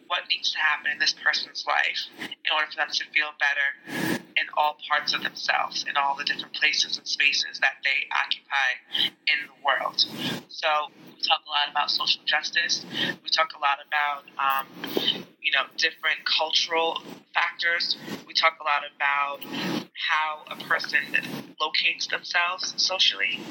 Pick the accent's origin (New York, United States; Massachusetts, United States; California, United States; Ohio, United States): New York, United States; New York City; also born or lived in Staten Island, New York / Jamaica (ancestry); I'm originally from Brooklyn, New York